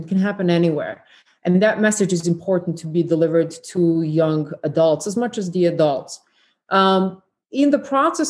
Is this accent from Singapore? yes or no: no; Federation of Bosnia and Herzegovina, Bosnia & Herzegovina; this besieged pocket for 1,150 days, where on the side that bordered only a few miles away from my hometown with Croatia, there was Serb military that occupied Croatia.